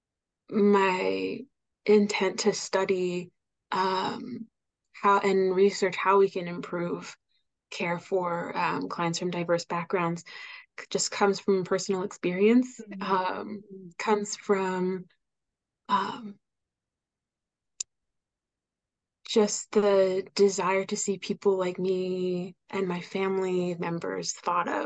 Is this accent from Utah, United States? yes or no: no; Oregon, United States; I was born in Oregon.